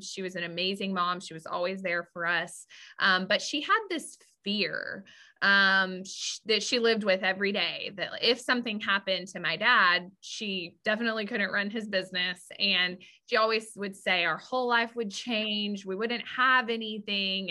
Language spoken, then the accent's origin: English; West Texas, United States; I grew up in West Texas